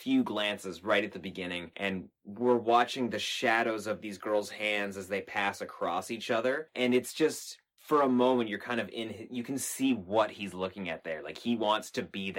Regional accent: Canada; we're from Canada

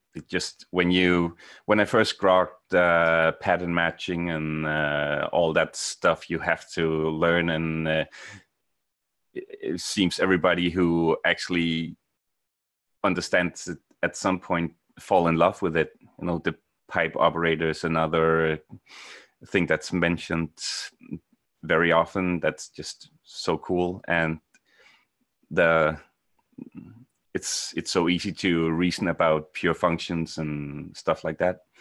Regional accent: Denmark; moved away as an adult; now in Norway; I'm from Denmark, uh, moved to Norway in, uh, two thousand nine

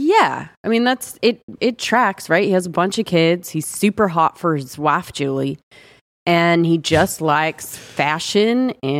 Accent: Atlanta, Georgia, United States; I'm just from Atlanta.

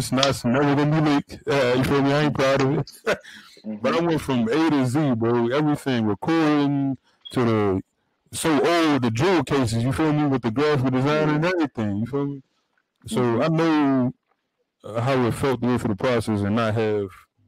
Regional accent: the Burgh, Pennsylvania, United States; I'm from the Bird, in PA

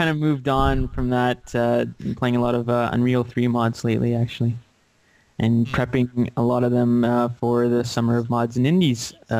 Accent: Canada; What does it matter if we're Canadian?

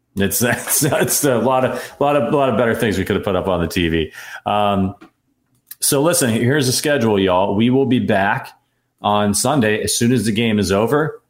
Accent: Northeast Ohio, United States; I'm from Northeast Ohio

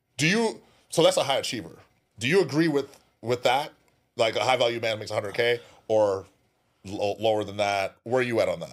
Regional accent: California, United States; I'm from there too

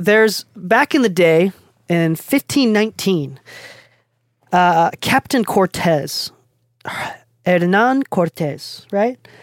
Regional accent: Japan; English is a second language; moved away; I'm, I'm from Japan. I'm not even from the States. I don't know how I started speaking English. English wasn't even my first language

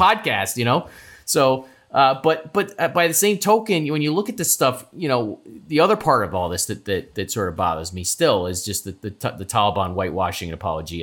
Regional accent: United States; you and I are proud Americans

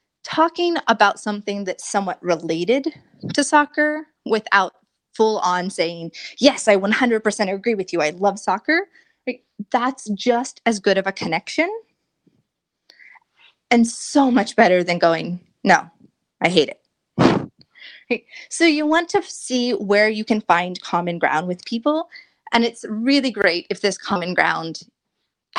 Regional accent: United States

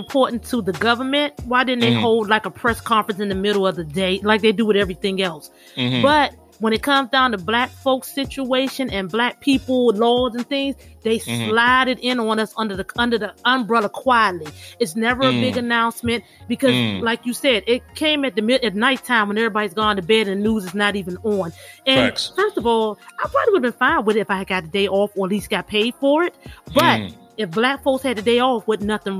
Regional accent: Sumter, South Carolina, United States; moved away; also born or lived in Washington, D.C.; I spent most of my childhood in South Carolina, my favorite place, which is a little town called Sumter

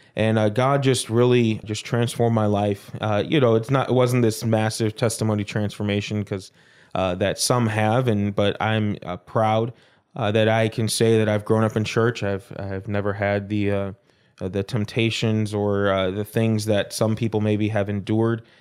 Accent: Prospect Heights, Illinois, United States; also born or lived in Arkansas / Baton Rouge, Louisiana; At the age of three, uh, we moved up to Prospect Heights, Illinois

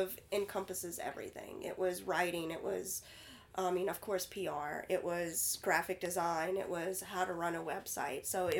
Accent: Oregon City, Oregon, United States; I'm from Oregon City. You know, we evacuated to Texas, came back that Monday or Tuesday.

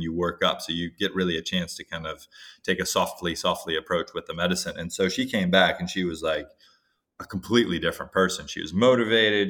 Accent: Hawaii, United States; growing up in Hawaii

